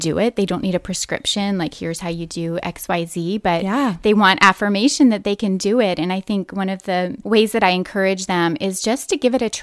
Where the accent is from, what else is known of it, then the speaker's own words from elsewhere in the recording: West Point, New York, United States; I spent so much time in nature in my early childhood. We grew up in West Point, New York